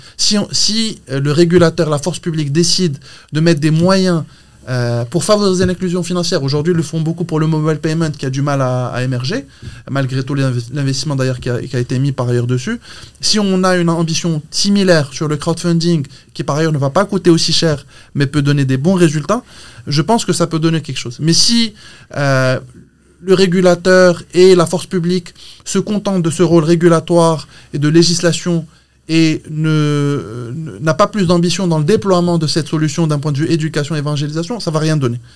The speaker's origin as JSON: {"language": "French", "country": "Morocco", "moved": "as an adult", "said": "je suis marocain, je suis très fier de l'être. Ça fait 15 ans que je suis parti"}